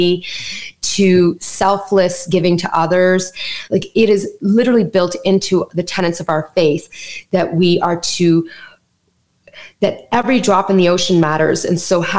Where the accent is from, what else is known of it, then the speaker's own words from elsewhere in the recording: Canada; accent: Canadian; My parents immigrated to Canada, so I'm Canadian. You're going to hear the Canadian in my accent when I say things like out and about in Canada.